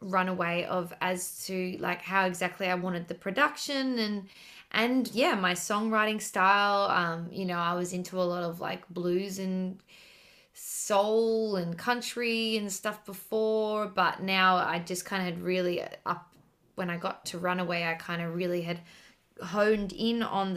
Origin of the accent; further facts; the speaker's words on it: Sydney, New South Wales, Australia; moved away as an adult; now in Melbourne, Australia; I'm originally from Sydney